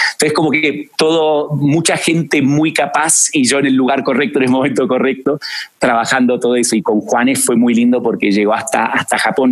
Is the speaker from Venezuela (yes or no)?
no; Argentina; moved away as an adult; now in Mexico; Y yo nazco en Argentina, nací en Argentina, eh, con esa dualidad de, ir a colegios británicos, eh, siempre hablamos en inglés en mi casa, pero em, apasionado por Argentina